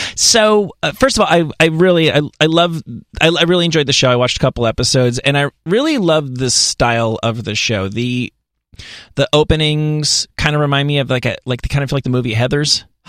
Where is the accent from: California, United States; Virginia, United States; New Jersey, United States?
New Jersey, United States; I'm from New Jersey